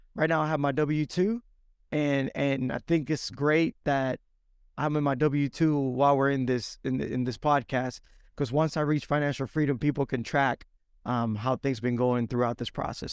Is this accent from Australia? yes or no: no; Dominican Republic; now in Alabama, United States; I was born and raised in Dominican Republic, moved to the States back in oh three